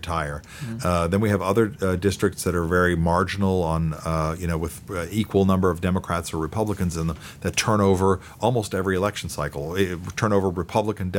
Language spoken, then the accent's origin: English; Germany; moved away as an adult; now in United States; I grew up in Germany until I was 19 years old before I came to the United States.